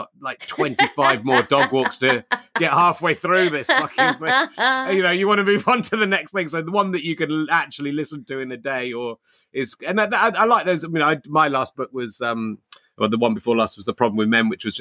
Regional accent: Cheddar, South West England, United Kingdom; now in Hertfordshire, United Kingdom; I was brought up in Cheddar

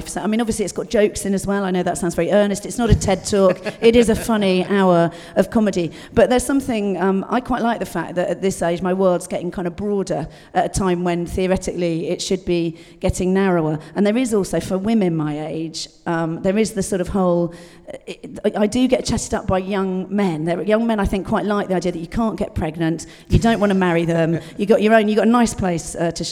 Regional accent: Dorset, South West England, United Kingdom; I was brought up in Dorset, rural Dorset

